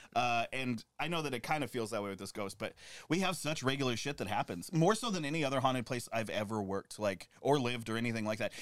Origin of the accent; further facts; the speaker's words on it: United States; now in New York, United States; my hometown, I grew up doing Cold War drills